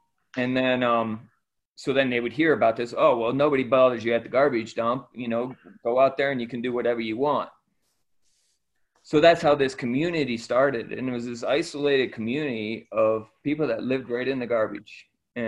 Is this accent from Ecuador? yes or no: yes; Ecuador; I was born and raised in Ecuador. My parents were missionaries. My grandparents were missionaries in Ecuador.